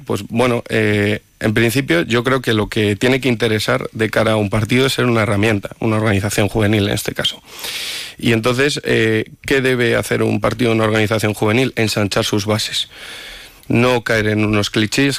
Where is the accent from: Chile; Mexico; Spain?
Spain; Palencia, Castile and León; soy de Palencia Capital de toda la vida, mi familia también lo es